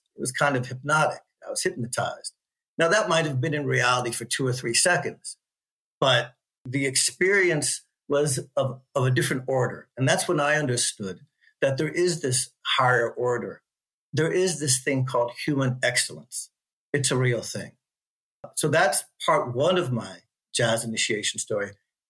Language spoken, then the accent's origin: English; Washington, District of Columbia, United States; as a young 16-year-old man growing up in Washington, D.C.